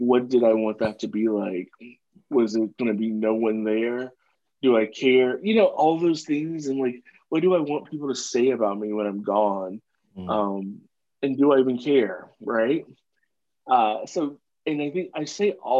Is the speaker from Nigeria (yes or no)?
no; the South, United States; I grew up in the South